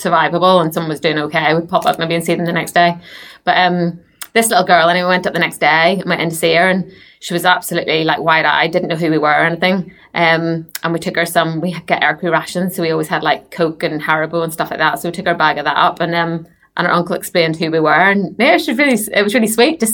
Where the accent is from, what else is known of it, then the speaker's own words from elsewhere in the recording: Northern Irish, Northern Ireland, United Kingdom; now in Basingstoke, United Kingdom; me being Northern Irish